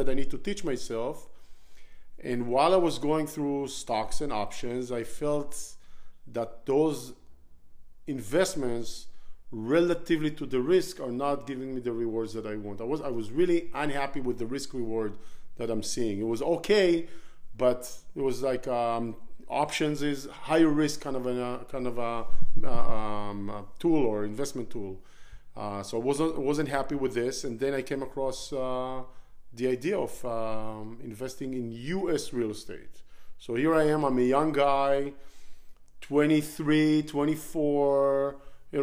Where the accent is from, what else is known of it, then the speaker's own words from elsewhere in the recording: Israel; moved away; So I was born in Israel, born and raised in Israel. I spent all my childhood growing up there